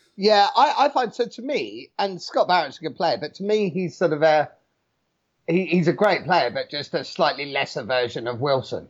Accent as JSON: {"language": "English", "country": "New Zealand", "said": "being a Kiwi"}